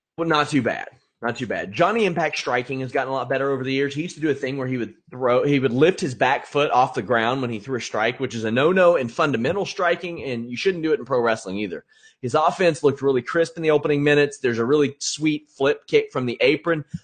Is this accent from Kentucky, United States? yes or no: yes; Kentucky, United States; I am from Kentucky